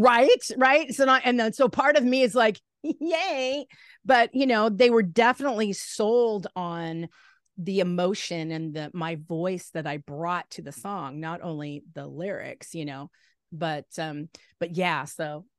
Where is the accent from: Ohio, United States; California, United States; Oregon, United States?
Oregon, United States; Salem; I kind of grew up in a smaller town in Salem, Oregon